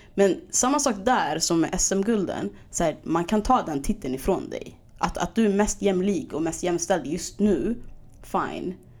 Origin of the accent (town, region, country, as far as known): Stockholm, Stockholm County, Sweden; also born or lived in Skärholmen